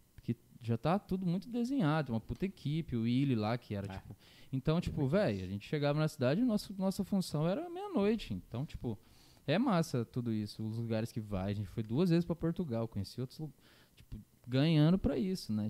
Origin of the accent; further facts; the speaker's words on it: Campo Grande, Mato Grosso do Sul, Brazil; eu sou de Campo Grande